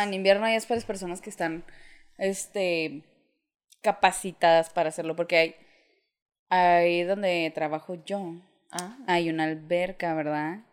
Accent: Mexico; moved away

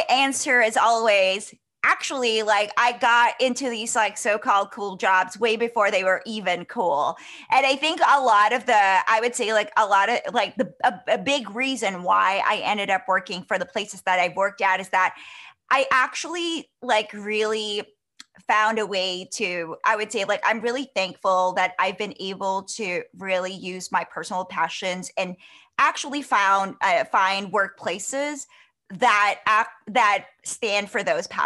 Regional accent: Philippines; moved away as an adult; also born or lived in Singapore; now in Canada; I was born and raised in the Philippines, but I've been living overseas

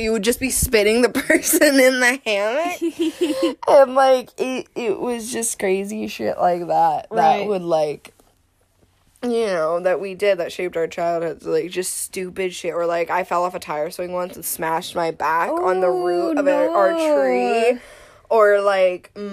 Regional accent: Columbus, United States; moved away; I grew up in Columbus

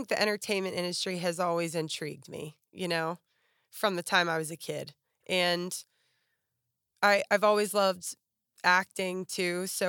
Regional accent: Pittsburgh, Pennsylvania, United States; now in Nashville, United States; Okay, well, I grew up in right outside of Pittsburgh, PA.

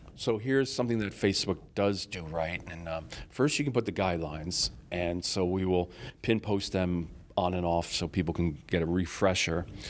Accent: Rochester, New York, United States; I'm from Rochester, New York

